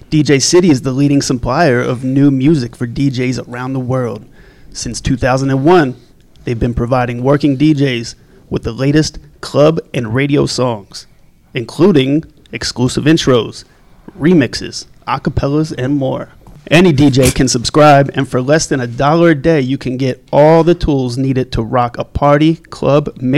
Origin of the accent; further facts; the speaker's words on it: Philadelphia, Pennsylvania, United States; I'm from Philly. Philly.